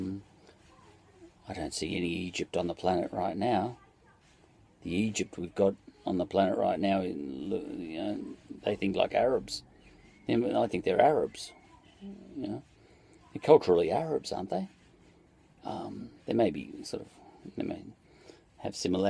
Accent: Australia; as an Australian

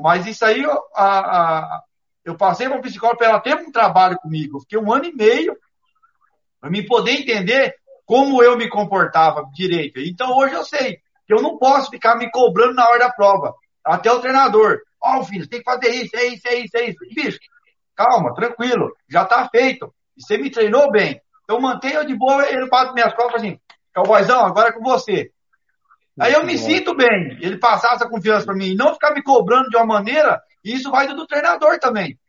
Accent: Brazil; todos nós brasileiros

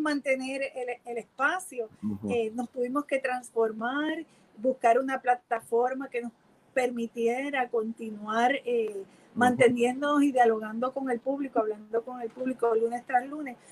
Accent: Puerto Rico; de esta mezcla que somos los puertorriqueños, los boricuas

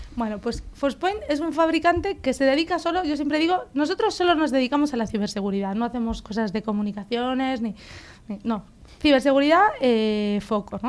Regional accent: Galicia, Spain; soy gallega, soy ingeniera industrial

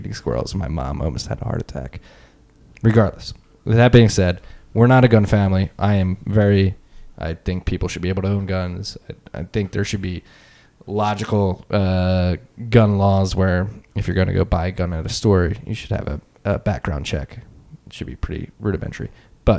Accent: Philadelphia, Pennsylvania, United States; moved away; also born or lived in South Carolina; We grew up in Northeast Philly, never had a gun

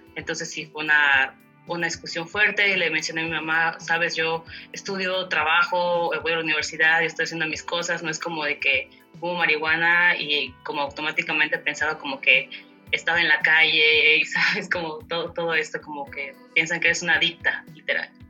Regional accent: Chiapa de Corzo, Chiapas, Mexico; soy originaria de Chiapas, al sur del país, de un municipio llamado Chiapa de Corzo

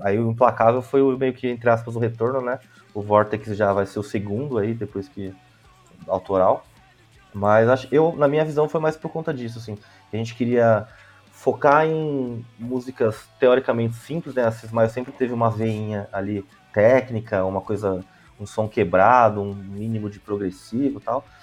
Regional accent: São Paulo, Brazil; Eu sou da Zona Leste de São Paulo

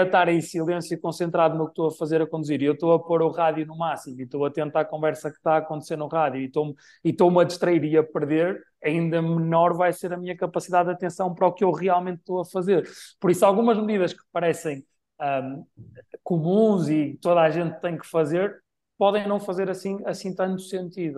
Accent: Braga, Norte, Portugal; em Braga, na minha cidade natal

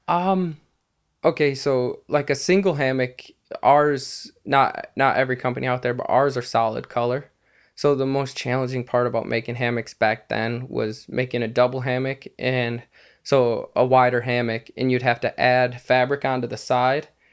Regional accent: Lake City, United States; my hometown, Lake City

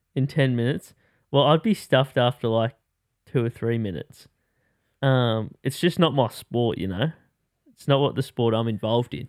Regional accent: Australia; I'm Australian

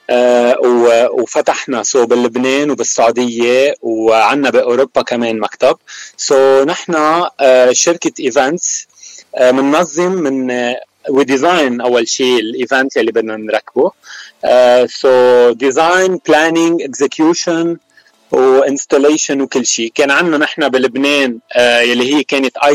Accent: Keserwan-Jbeil, Lebanon; moved away as an adult; now in California, United States; انا الاساس من الضمور وسكان كسروان ومن بعد من بعد الازمه ومن بعد انفجار بيروت نقلت انا وعائلتي على كاليفورنيا صار لي تقريبا ثلاث سنين

